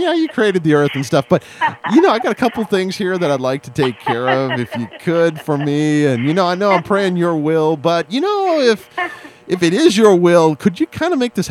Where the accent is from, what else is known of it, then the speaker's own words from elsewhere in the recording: Seattle, Washington, United States; I'm from Seattle.